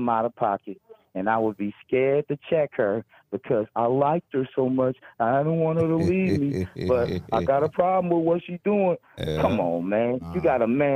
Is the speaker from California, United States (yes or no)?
yes; the Bay Area, California, United States; I'm from the Bay